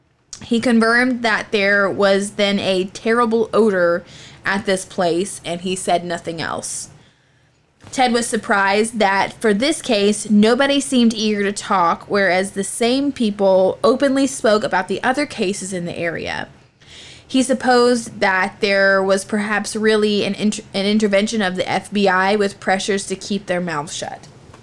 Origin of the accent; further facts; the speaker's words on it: Virginia, United States; Well, great. I am from Virginia, so.